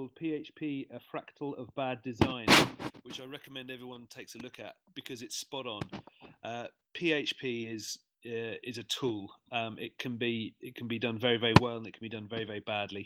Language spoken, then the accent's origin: English; London, United Kingdom; moved away as an adult; now in Sydney, Australia; I'm originally from London and I've been in Sydney for quite a long time.